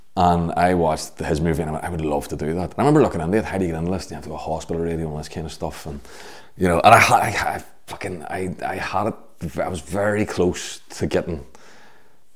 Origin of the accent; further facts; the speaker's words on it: Belfast, Northern Ireland, United Kingdom; when I grew up in Belfast